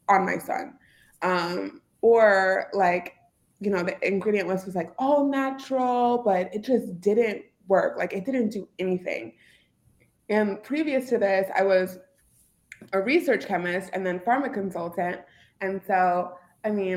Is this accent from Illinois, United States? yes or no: yes; Bolingbrook, Illinois, United States; Ulta Beauty is in my hometown. So I actually grew up down the street from Ulta Beauty headquarters